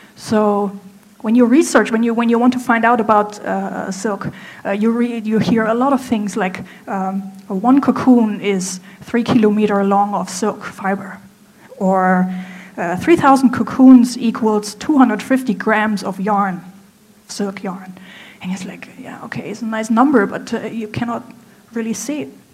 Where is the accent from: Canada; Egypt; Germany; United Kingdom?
Germany; moved away as an adult; now in Hangzhou, China; I'm from Germany, I'm 33 years old